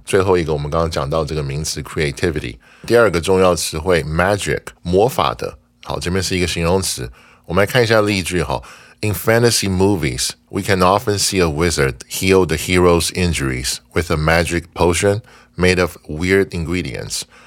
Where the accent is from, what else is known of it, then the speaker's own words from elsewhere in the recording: Taiwan; 我们台湾人